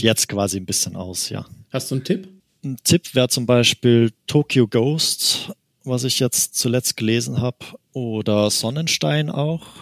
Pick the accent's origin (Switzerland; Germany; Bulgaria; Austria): Austria; ich komme aus Österreich eigentlich, deswegen manche Wörter muss ich quasi auf Deutsch übersetzen.